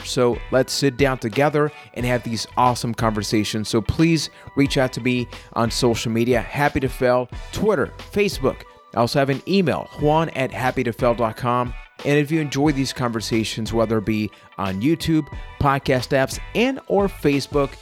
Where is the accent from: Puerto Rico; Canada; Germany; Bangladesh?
Puerto Rico; I am from Puerto Rico